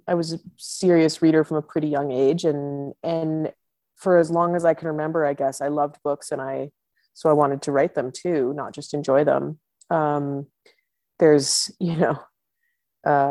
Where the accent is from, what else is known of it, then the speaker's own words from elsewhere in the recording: Ottawa, Ontario, Canada; moved away as an adult; now in Yukon, Canada; my hometown which is Ottawa, which is the capital in Eastern Canada